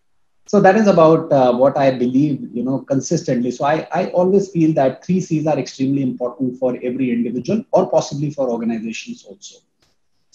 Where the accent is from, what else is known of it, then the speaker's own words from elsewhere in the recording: Gwalior, Madhya Pradesh, India; there was a industrial area called Malanpur, which was coming up very close to Gwalior